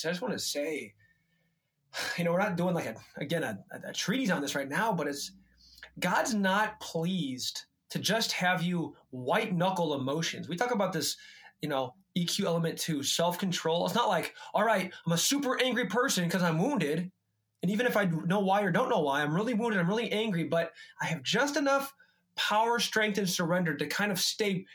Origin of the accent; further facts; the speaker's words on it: United States; being an American man